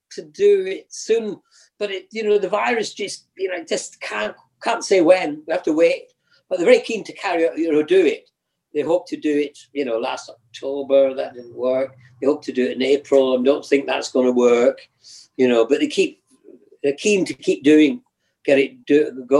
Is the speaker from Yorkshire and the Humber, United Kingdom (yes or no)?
no; the Highlands, Scotland, United Kingdom; moved away; I come from the Highlands